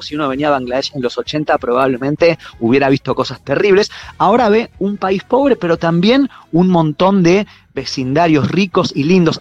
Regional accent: Argentina; los argentinos somos sudamericanos

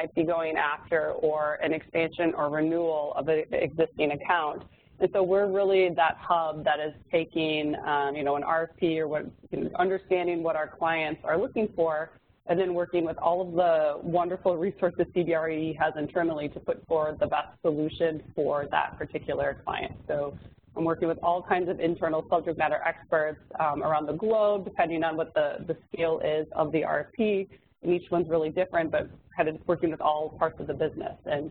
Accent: Midwest, United States; moved away as an adult; also born or lived in South Bend, Indiana / San Francisco Bay Area; I'm from the Midwest

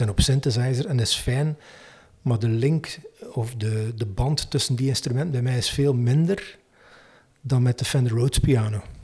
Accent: Menen, Flanders, Belgium; now in Waregem, Belgium; Ik woon in Waregem, maar ik ben niet oorspronkelijk van Waregem, maar van Menen eigenlijk.

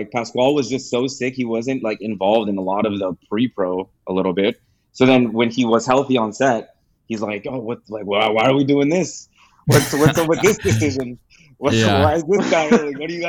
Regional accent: Gardena, California, United States; I'm from Gardena

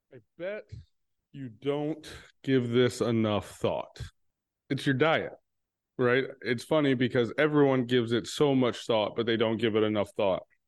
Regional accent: Texas, United States; I'm from Texas

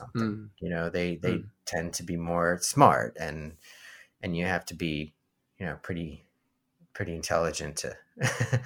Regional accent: United States; as an American

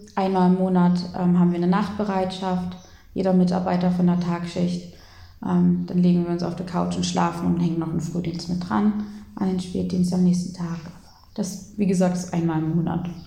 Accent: Lutherstadt Eisleben, Saxony-Anhalt, Germany; Ich komme eigentlich aus Lutherstadt Eisleben

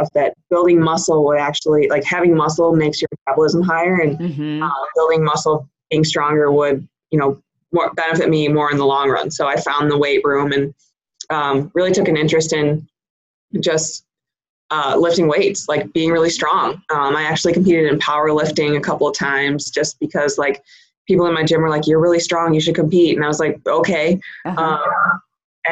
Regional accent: Chicago, Illinois, United States; moved away as an adult; now in Virginia, United States; I'm originally from Chicago

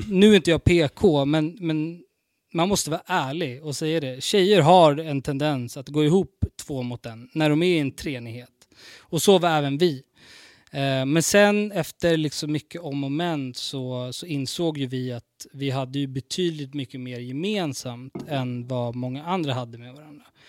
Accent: Stockholm, Stockholm County, Sweden; jag är från Vårberg

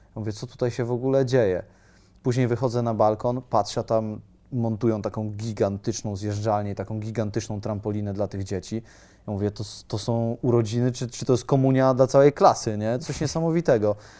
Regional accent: Poland; jestem z Polski

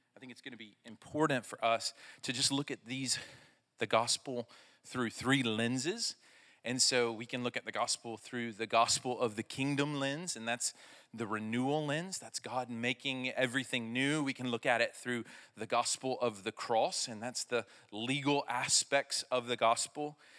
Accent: Arkansas, United States; I'm from Arkansas

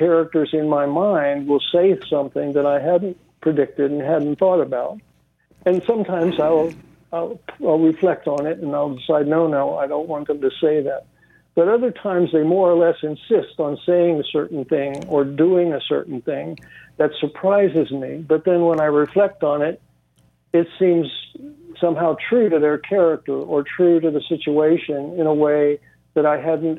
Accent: Bloomington, Indiana, United States; my hometown of Bloomington

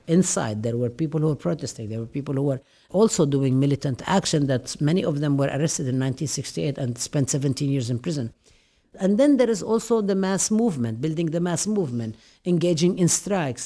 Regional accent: Nablus, West Bank, Palestine; I was born and raised in Nablus

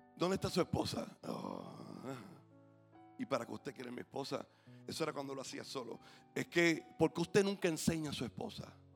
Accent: Puerto Rico; como puertorriqueños

